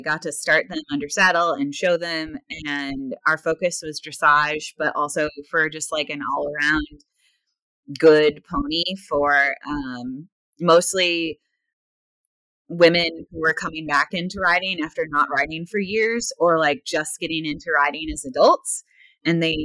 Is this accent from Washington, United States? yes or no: yes; Washington, United States; moved away; also born or lived in Vermont / Florida; as a kid growing up in Washington State